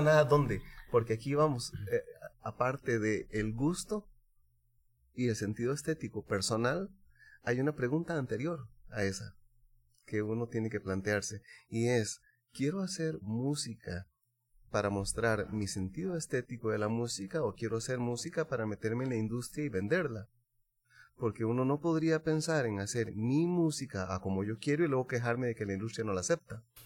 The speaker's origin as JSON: {"language": "Spanish", "country": "Costa Rica"}